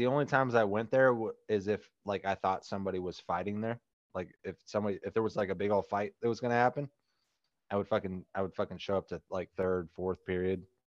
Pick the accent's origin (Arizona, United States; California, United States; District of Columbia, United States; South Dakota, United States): Arizona, United States; Tempe; I grew up in Tempe.